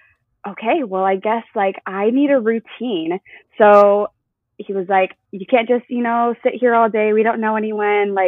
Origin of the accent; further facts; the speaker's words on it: Arizona, United States; moved away; also born or lived in San Diego, California; So I grew up in Arizona, and I did acting my whole life